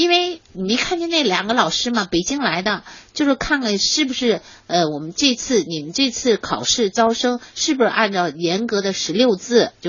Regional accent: Japan; born there; 中央领导就是让我回回日本，因为我是出生在日本的。

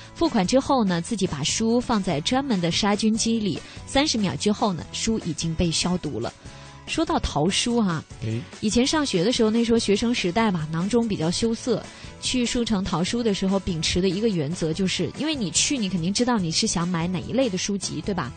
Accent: Guangxi, China; 我是广西人

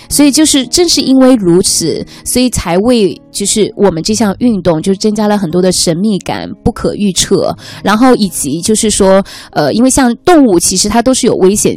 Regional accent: China; 整个厅里面只有我一个是中国人

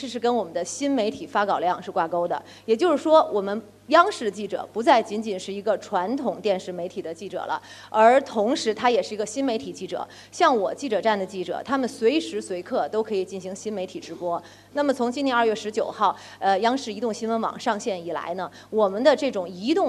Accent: China; 那种爱国的热情，作为一个中国人的自豪油然而生。

